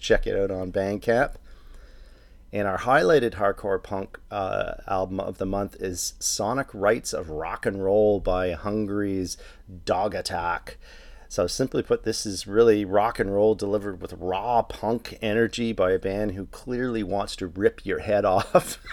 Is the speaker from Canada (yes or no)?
yes; Toronto, Ontario, Canada; my hometown of Toronto